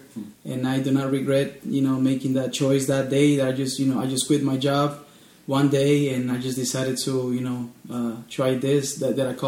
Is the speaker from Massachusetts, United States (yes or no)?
no; Allentown, Pennsylvania, United States; I'm actually from Allentown.